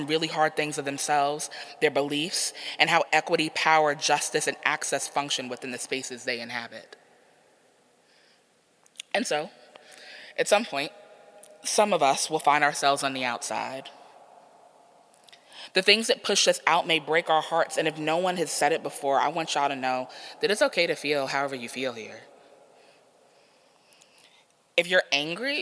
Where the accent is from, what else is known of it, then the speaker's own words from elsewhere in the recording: New York City, New York, United States; So New York is my hometown. So I'm from Queens.